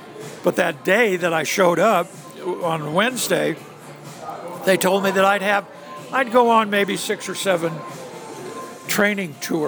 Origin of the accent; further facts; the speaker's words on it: Boston, Massachusetts, United States; accent: Boston; by the time I finished with that, with being a tour guide, got rid of my Boston accent.